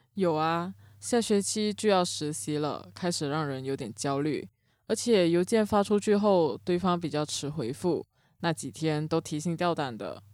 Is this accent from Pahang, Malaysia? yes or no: yes; Cameron Highlands, Pahang, Malaysia; 我的家乡金马伦也是个容易发生水灾的地方，奶奶家甚至是在河边，每到梅雨季节都会担心家里淹水